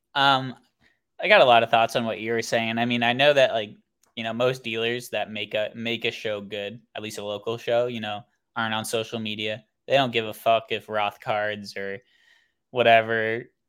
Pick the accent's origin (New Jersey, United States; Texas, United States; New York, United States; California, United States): California, United States; Oakland; I am born and raised in Oakland, California